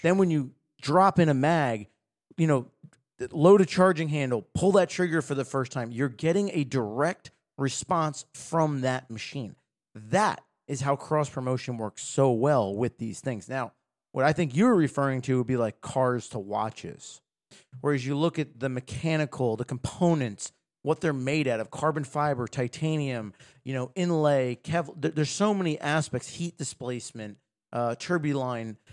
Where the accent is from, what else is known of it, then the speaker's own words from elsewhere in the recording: United States; as an American